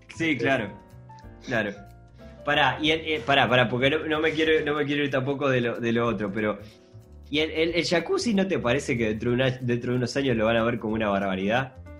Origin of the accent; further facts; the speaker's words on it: Montevideo, Uruguay; nosotros somos montevideanos, nosotros vivimos en una ciudad